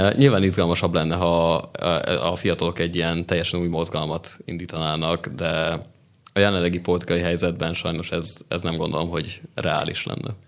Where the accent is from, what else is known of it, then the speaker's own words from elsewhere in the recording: Szokolya, Pest, Hungary; moved away as an adult; also born or lived in Nógrád County; now in Budapest, Hungary; mi vidékiek vagyunk úgy, Nógrád megyéből.